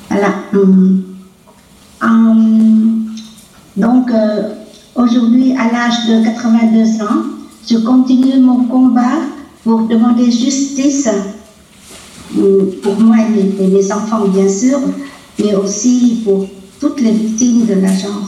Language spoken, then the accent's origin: French; Vietnam; moved away as an adult; now in France; Je suis vietnamienne de sang et de cœur, bien que quand on parle de moi, on dit toujours que je suis française d'origine vietnamienne.